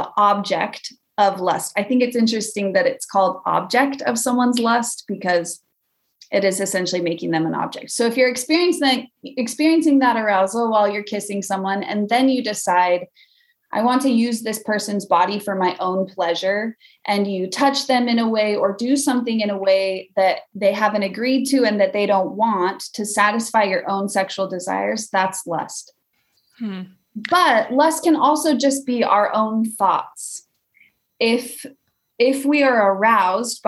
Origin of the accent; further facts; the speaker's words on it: Weiser, Idaho, United States; now in Vermont, United States; I am originally from Idaho, a little farming town called Weezer.